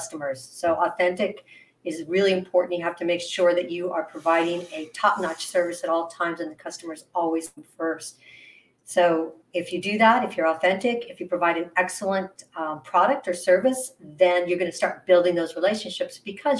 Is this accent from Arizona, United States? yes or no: yes; Phoenix, Arizona, United States; moved away; also born or lived in San Diego; my hometown of Phoenix